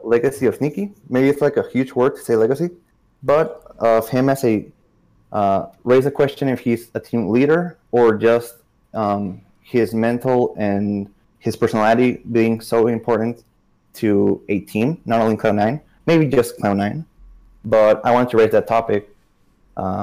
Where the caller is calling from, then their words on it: Tijuana, Baja California, Mexico; I'm calling from Tijuana, Mexico